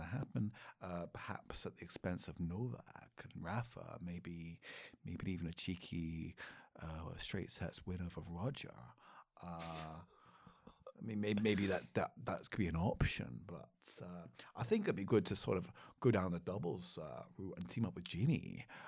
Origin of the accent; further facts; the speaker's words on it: Scotland, United Kingdom; I'm a Scottish warrior.